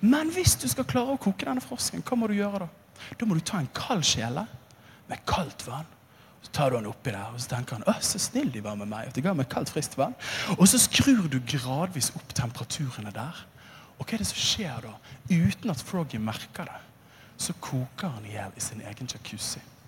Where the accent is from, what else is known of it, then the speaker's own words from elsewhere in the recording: Bergen, Vestland, Norway; den evangeliske lutherske frikirke, som jeg vokste opp i i Åsane bydel